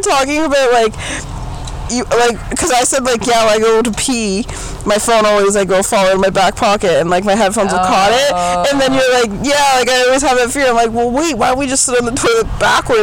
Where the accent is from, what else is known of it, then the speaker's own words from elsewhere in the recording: Canada; being a Canadian